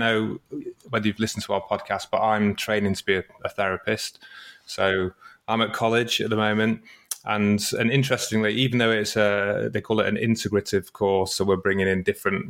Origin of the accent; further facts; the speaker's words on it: United Kingdom; we are British